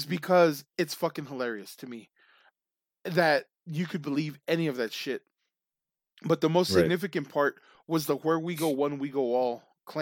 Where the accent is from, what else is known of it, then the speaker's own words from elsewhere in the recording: United States; we're American